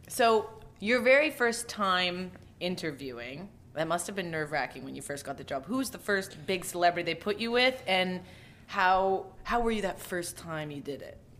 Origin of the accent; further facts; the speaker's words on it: Calgary, Alberta, Canada; I'm from Alberta